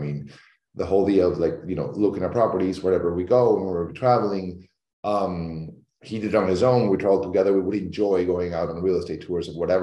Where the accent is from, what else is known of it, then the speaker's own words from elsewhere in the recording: Caracas, Capital District, Venezuela; moved away as an adult; also born or lived in New York; now in Miami, United States; I'm originally from Caracas, Venezuela, where I was born and raised